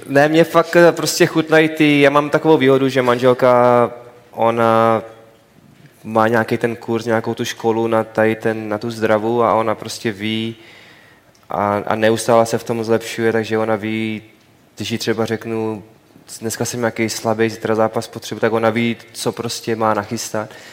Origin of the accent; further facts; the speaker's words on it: Czechia; moved away; já jsem samozřejmě jsem Čech